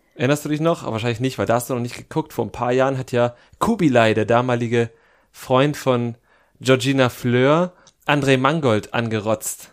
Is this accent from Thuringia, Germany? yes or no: yes; Thuringia, Germany; moved away; aus meiner Jugend in Thüringen.